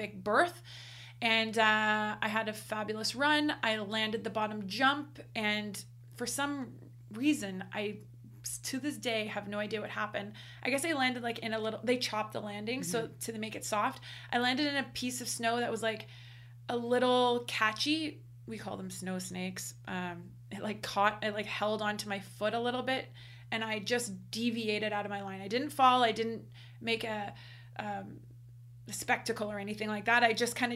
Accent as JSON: {"language": "English", "country": "Canada", "said": "we are Canadian"}